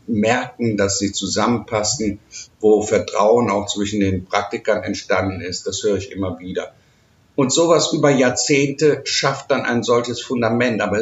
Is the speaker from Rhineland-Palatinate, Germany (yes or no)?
no; Bonn, North Rhine-Westphalia, Germany; Sie erinnert mich manchmal auch so ein bisschen an die Stadt, wo ich herkomme, Bonn.